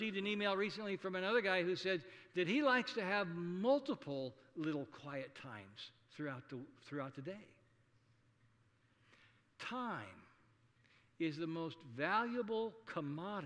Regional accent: Saunders County, Nebraska, United States; when I was growing up in District 3, Saunders County Country School

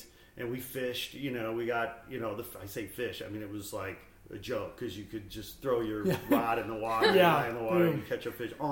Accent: Northwest Indiana, United States; also born or lived in Gary, Indiana; I was born in Gary, Indiana, you know, and I grew up in Northwest Indiana on Lake Michigan there. So very Midwest

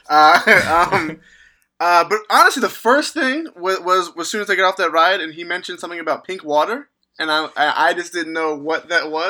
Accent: Virginia, United States; Yeah, I grew up in Virginia

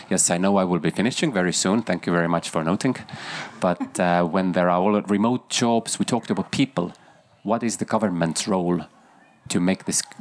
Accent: Estonia; English is a second language; Um, I'm from Estonia. Maybe my question is a little bit Estonian biased

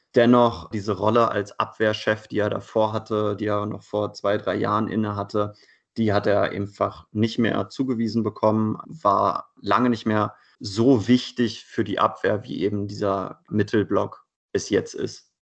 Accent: Hanover, Lower Saxony, Germany; moved away as an adult; now in Leipzig, Germany; Ich komme ursprünglich aus Hannover, bin also quasi ein bisschen mit den Recken groß geworden

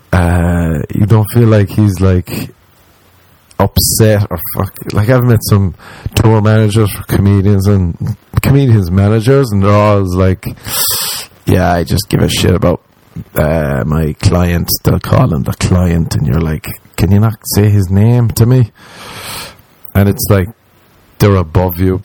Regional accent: Ireland; moved away as an adult; now in Los Angeles, United States

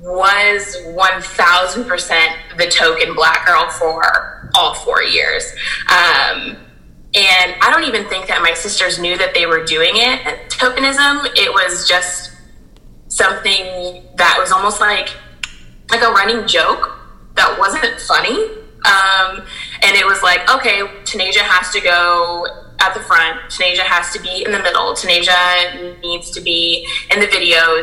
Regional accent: Fort Wayne, Indiana, United States; I grew up in Fort Wayne, Indiana, and I had a very diverse upbringing

